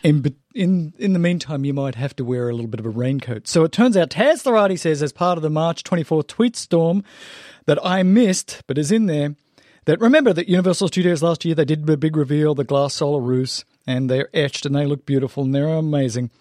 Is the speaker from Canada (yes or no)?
no; Australia; moved away; I grew up in Australia